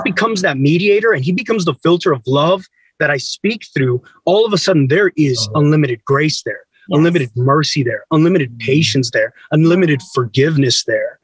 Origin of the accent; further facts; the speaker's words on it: San Antonio, Texas, United States; I grew up in San Antonio, two hours from the Mexican border